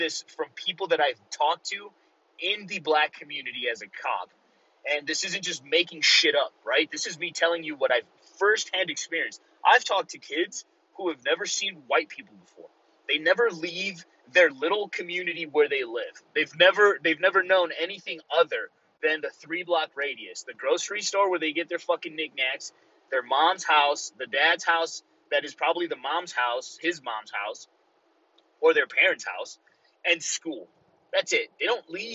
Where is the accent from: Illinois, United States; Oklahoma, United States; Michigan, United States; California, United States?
Illinois, United States; Chicago; first language Spanish; English is a second language; Growing up in the community that I grew up in Chicago, if you guys know the Pilsen area